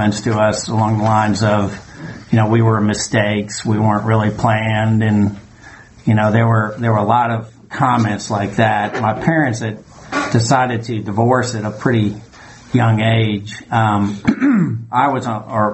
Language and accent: English; New York, United States; now in Georgia, United States; I grew up in New York